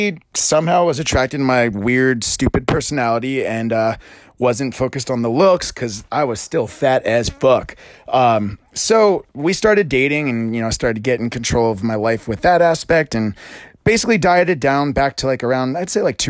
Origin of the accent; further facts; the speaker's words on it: Pennsylvania, United States; moved away as an adult; also born or lived in Princeton, New Jersey; I was born in Pennsylvania and played soccer, was athletic all throughout my life